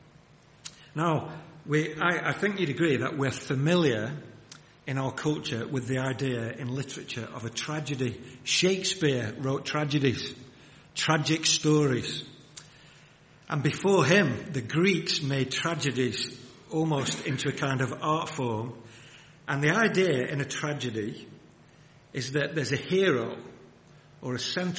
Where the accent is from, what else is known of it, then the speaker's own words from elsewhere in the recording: Wigan, North West England, United Kingdom; I grew up in the Northwest. I grew up in Wigan.